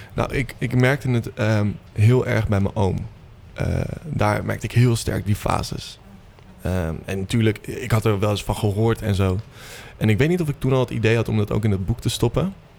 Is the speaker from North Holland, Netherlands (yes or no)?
yes; Purmerend, North Holland, Netherlands; ik kom uit Purmerend oorspronkelijk